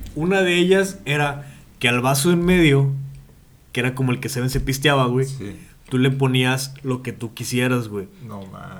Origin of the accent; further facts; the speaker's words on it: Monterrey, Nuevo León, Mexico; trabajé en teleperformance como buen regio.